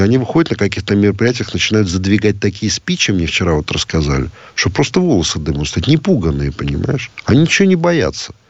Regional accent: Riga, Latvia; мы приезжали, когда из Риги на соревнования в Таллин

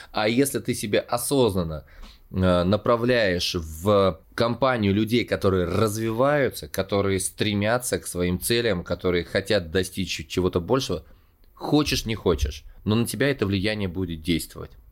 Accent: Kostroma, Kostroma Oblast, Russia; also born or lived in Saint Petersburg / Kazan / Spain; now in Moscow, Russia; из Костромы в Санкт-Петербург, потом пожил в Казани, в Испании, как я шучу, и вот, наконец-таки, я стал коренным москвичом.

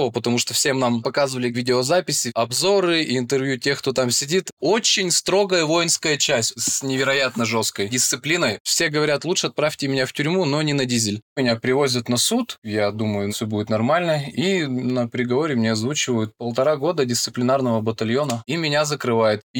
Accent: Perm, Perm Krai, Russia; В 2009 году я из Перми призвался в армию, увезли меня в город Новосибирск, поселок Светлый.

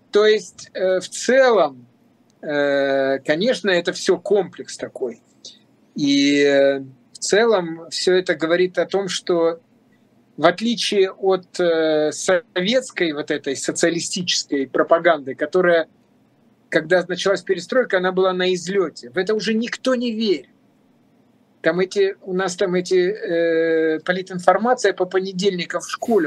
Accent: Russia; moved away as an adult; also born or lived in Moscow, Russia; now in Montenegro; работал с такой же интенсивностью у себя на родине

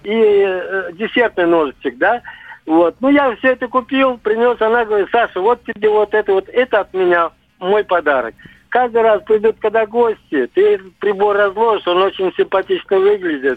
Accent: Moscow, Russia; moved away as an adult; also born or lived in Tver; сам я тоже москвич

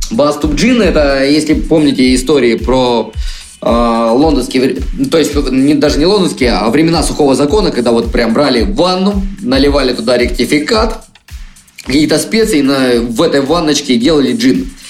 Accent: Russia; я простой паренек из России

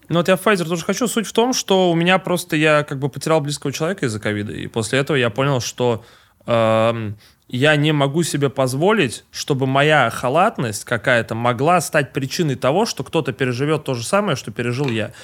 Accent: Russia; я русский человек, я родился в России

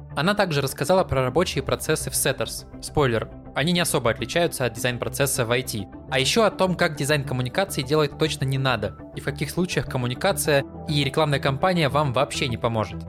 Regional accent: Siberia, Russia; Мы с … из Сибири

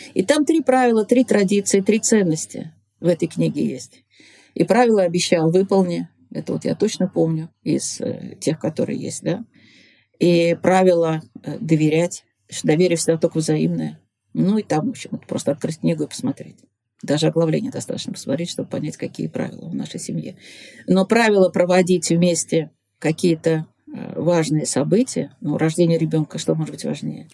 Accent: Nizhny Novgorod, Nizhny Novgorod Oblast, Russia; also born or lived in Moscow; на своем горьковском телевидении, среди своих огромного количества поклонников, среди своих земляков

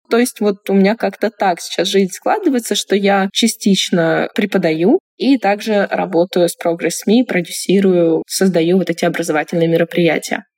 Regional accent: Chelyabinsk, Chelyabinsk Oblast, Russia; moved away as an adult; also born or lived in Tunisia; я из Челябинска

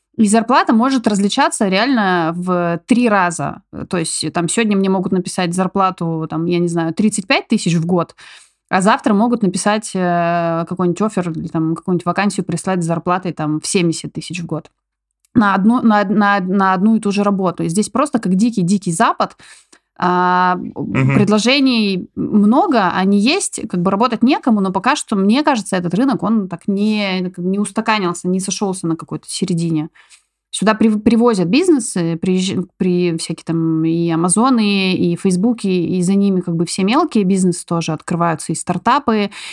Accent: Novy Urengoy, Yamalo-Nenets Autonomous Okrug, Russia; moved away as an adult; also born or lived in Tobolsk, Russia / Poland; now in Barcelona, Spain; я родилась вообще в Сибири, в Тобольске, ничего не предвещало вообще моим, моим оказаться в, в Испании, в Барселоне. Вот пошла, ну там, как родители меня таскали, в общем, в детстве мы жили в Новом Уренгое

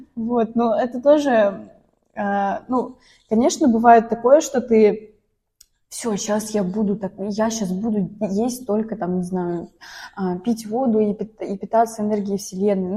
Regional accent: Izhevsk, Udmurtia, Russia; moved away; я из Ижевска родом.

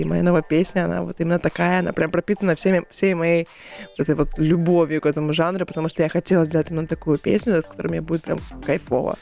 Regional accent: Novosibirsk, Novosibirsk Oblast, Russia; moved away as an adult; also born or lived in Rubtsovsk, Altai Krai; now in Moscow, Russia; Я родилась в городе Рубцовске, это Алтайский край. Потом, ага. ну, практически всю свою сознательную жизнь я прожила в Новосибирске

